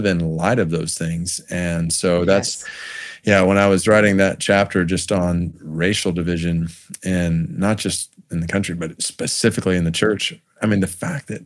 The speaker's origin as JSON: {"language": "English", "town": "Stone Mountain", "region": "Georgia", "country": "United States", "tie": "born or raised there", "said": "I grew up in Stone Mountain, Georgia. That was my hometown"}